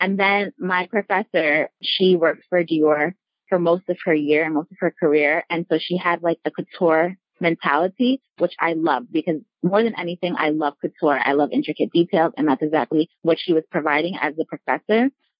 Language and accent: English; Westchester, New York, United States; I'm originally from New York, Westchester, New York to be exact.